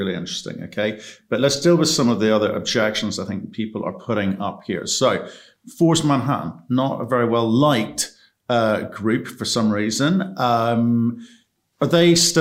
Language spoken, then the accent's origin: English; United Kingdom; As a Brit